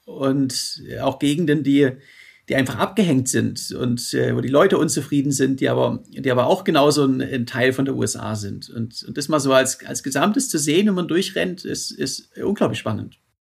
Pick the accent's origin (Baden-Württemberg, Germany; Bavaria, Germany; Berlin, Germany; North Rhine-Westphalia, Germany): Baden-Württemberg, Germany; Stuttgart; in Stuttgart